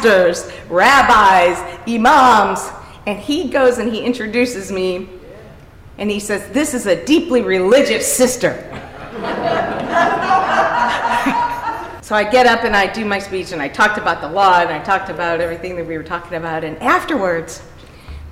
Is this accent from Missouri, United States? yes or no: yes; University City, Missouri, United States; my parents were both local elected officials in University City